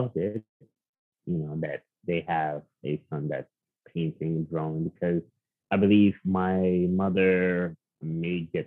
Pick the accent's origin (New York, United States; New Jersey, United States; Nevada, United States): New York, United States; New York City; moved away as an adult; now in Upstate New York, United States; I had an amazing childhood growing up in Queens